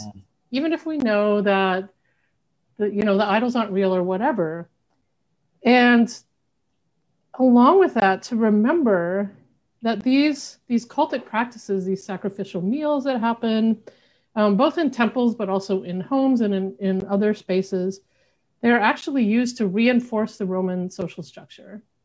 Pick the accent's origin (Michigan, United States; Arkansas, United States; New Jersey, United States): Arkansas, United States; also born or lived in Western United States; now in Buffalo, United States; I'm originally from Arkansas